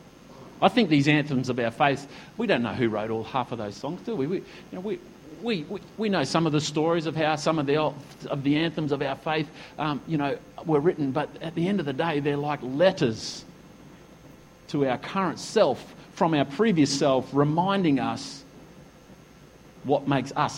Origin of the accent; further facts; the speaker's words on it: Australia; When we sing the Australian anthem, I'm stirred as an Australian